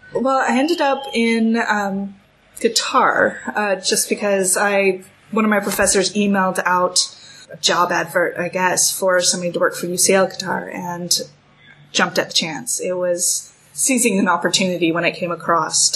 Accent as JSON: {"language": "English", "region": "California", "country": "United States", "also_born_or_lived": "United Kingdom", "moved": "as an adult", "said": "I'm from California"}